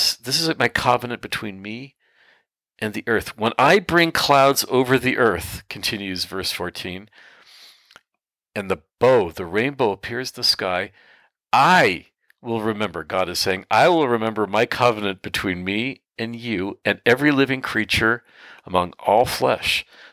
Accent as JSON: {"language": "English", "country": "Canada", "tie": "born or raised there", "said": "For my fellow Canadians"}